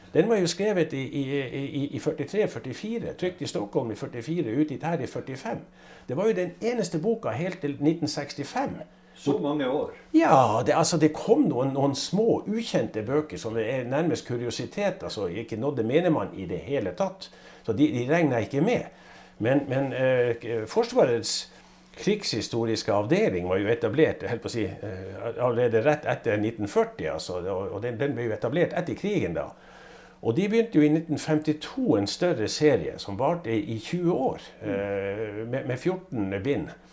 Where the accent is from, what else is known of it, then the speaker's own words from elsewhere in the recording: Northern Norway, Norway; Jeg er jo nordlending